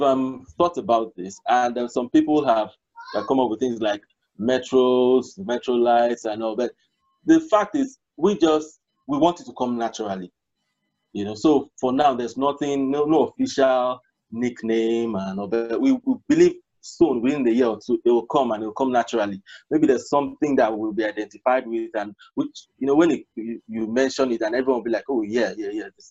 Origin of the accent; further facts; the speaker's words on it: Nigeria; I'm Nigerian, born and bred